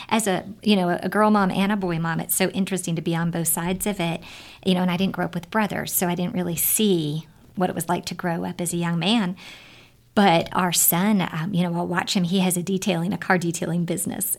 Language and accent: English; California, United States; when I was growing up in California